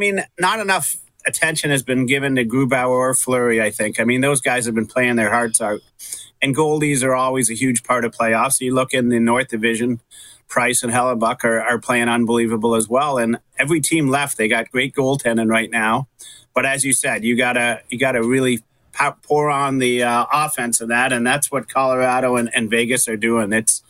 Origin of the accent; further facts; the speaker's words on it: Russia; there was people from my hometown in Russia